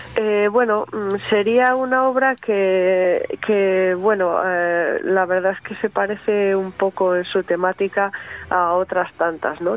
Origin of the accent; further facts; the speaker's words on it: Barakaldo, Basque Country, Spain; mi tierra, ¿no? De Baracaldo, de la margen izquierda